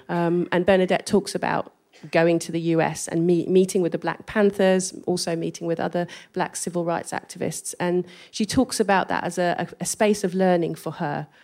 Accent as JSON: {"language": "English", "region": "England", "country": "United Kingdom", "accent": "English", "said": "my English accent"}